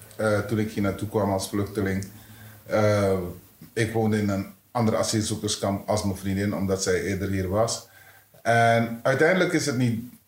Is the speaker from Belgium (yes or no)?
no; Suriname; moved away as an adult; now in Netherlands; maar in Suriname, ik heb kennis leren maken, kennis gemaakt met discriminatie op jonge leeftijd